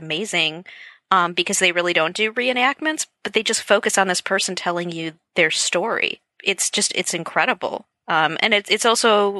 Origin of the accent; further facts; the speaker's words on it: Wisconsin, United States; I'm from Wisconsin